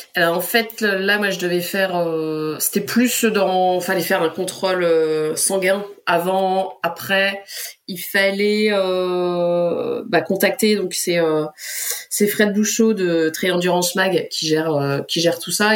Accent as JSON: {"language": "French", "area": "Pas-de-Calais", "region": "Hauts-de-France", "country": "France", "moved": "as an adult", "said": "ma région du Pas-de-Calais"}